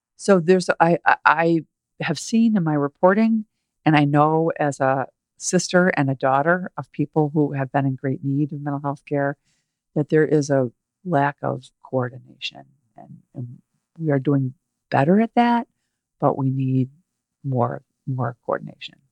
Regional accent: Chicago, Illinois, United States; We grew up in the Chicago area

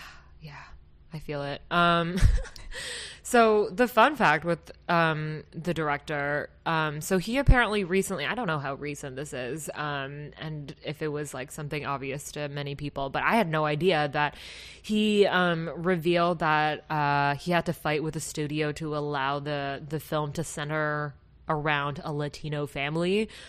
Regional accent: Kyoto, Japan; accent: Kansai; moved away; I'm originally from Kyoto, um, and it's a prefecture very close to Osaka, but that whole region is called Kansai region. And our region has a specific Kansai dialect

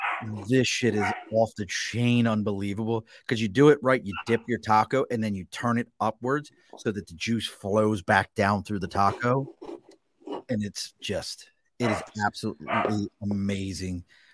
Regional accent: Baltimore, Maryland, United States; moved away; where I grew up at in Baltimore

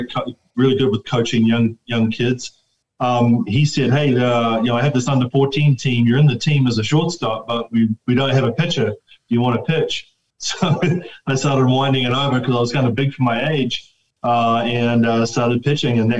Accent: Wellington, New Zealand; moved away as an adult; also born or lived in Bakersfield, California; now in United States; I was born in Wellington, of course, but lived in what they call Vogeltown area, which is like Brooklyn, so in the hills, and quite away from Mirama, so to speak

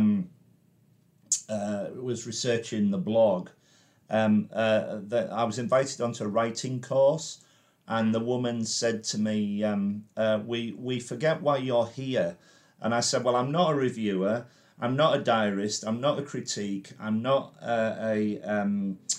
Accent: Carlisle, North West England, United Kingdom; moved away; also born or lived in Crewe

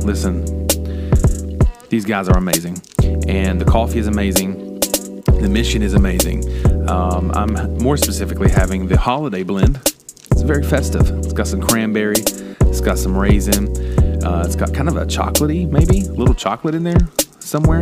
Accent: West Virginia, United States; moved away; Growing up in West Virginia, seeing trees became normal until I moved away

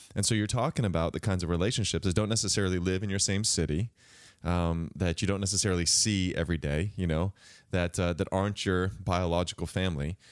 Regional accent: the Northwest, Pacific Northwest, United States; I'm from the Northwest

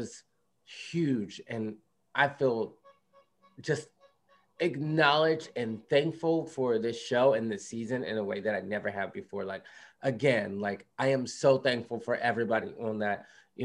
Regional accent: Philadelphia, Pennsylvania, United States; I grew up in West Philadelphia

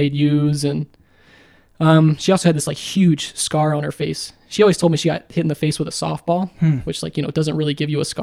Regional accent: Baltimore, Maryland, United States; I was born in Baltimore, Maryland in 1999 on November 13th.

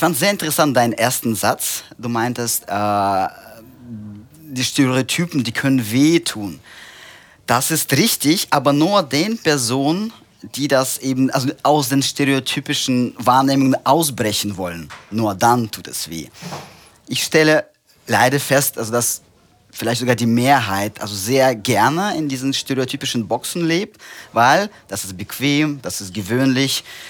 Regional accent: Central Russia, Russia; German is a second language; moved away as an adult; now in Germany; Ich bin tatsächlich gebürtiger Russe. Ich komme aus äh, Zentralrussland.

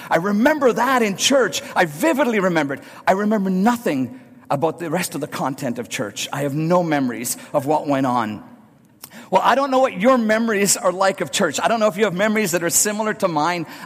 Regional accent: Northern Ireland, United Kingdom; Some of my earliest memories of going to church are as a young boy growing up in Northern Ireland.

